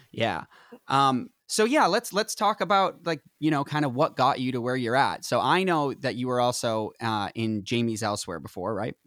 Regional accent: Northeast, United States; I'm from the Northeast

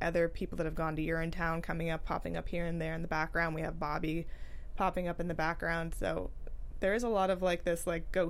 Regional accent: San Francisco, California, United States; growing up in San Francisco

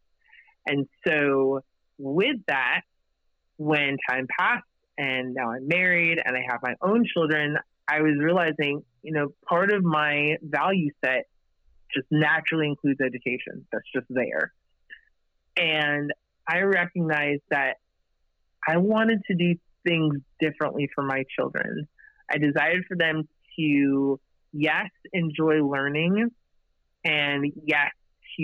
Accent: United States; I was the first in my family to be born and raised here in the States

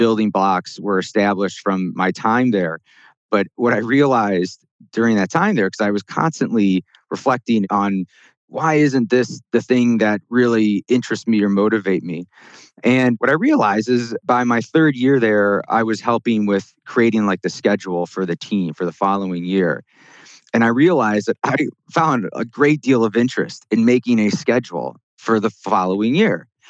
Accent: Chicago, Illinois, United States; I grew up in the Chicago area and went to school in the Midwest as well

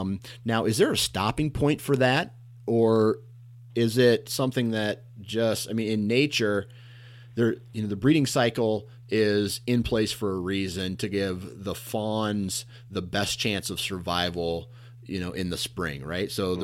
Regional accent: Iowa, United States; I'm from Iowa.

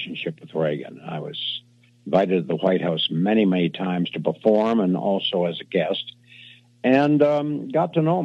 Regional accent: Canada; I'm a Canadian.

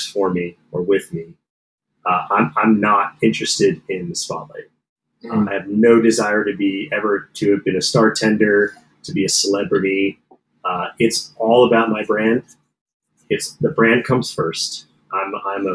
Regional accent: Lebanon Township, New Jersey, United States; I grew up in a small town in New Jersey

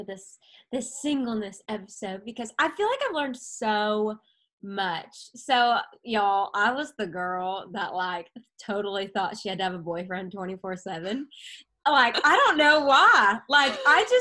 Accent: Arkansas, United States; moved away as an adult; now in Tennessee, United States; I'm from Arkansas. And then when I came to Tennessee for college

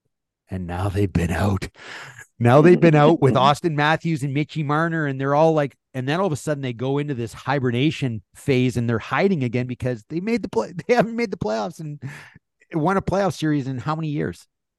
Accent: Toronto area, Ontario, Canada; I grew up in Toronto land. Yeah. I grew up watching the Maple Leafs my entire life.

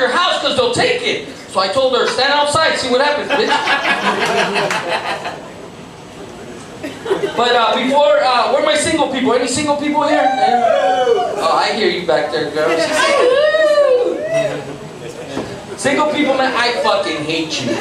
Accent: Los Angeles, California, United States; I grew up in Lincoln Heights, where there was nothing but Mexicans

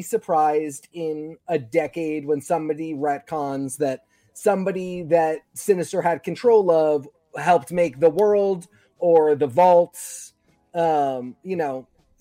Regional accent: Portland, Maine, United States; moved away; my hometown comic store, Coast City Comics in Portland, Maine

